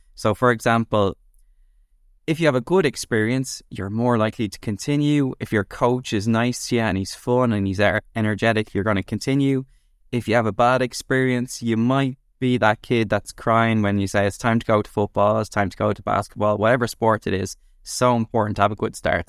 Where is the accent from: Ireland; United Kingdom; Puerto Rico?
Ireland; Dublin, Leinster; I grew up in Dublin, and I went to school there.